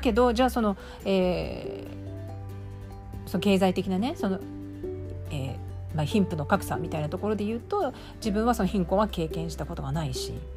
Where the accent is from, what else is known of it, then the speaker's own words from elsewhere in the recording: Japan; moved away as an adult; also born or lived in Australia; 日本社会で日本人としてつまりマジョリティとして生活している